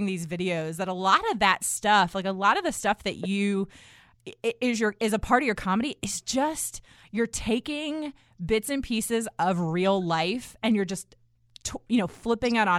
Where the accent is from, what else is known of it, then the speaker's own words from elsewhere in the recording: United States; I grew up outside of Washington D.C. and so I grew up in a very diverse neighborhood